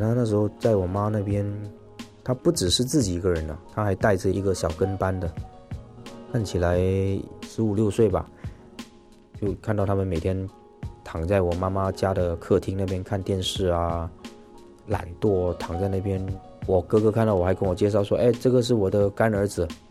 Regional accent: Malaysia; 我是马来西亚华人，然后一直都在新马港台从事演艺的工作

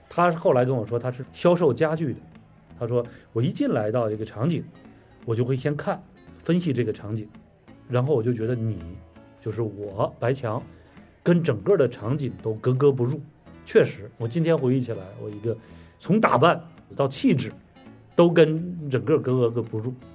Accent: China; moved away as an adult; also born or lived in Indiana, United States; 我们中国人当时去了美国

